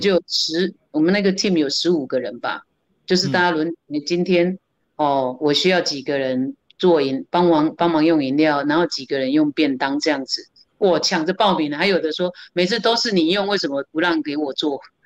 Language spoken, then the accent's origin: Chinese; Kaohsiung, Taiwan; moved away as an adult; now in Taipei, Taiwan; 我是高雄人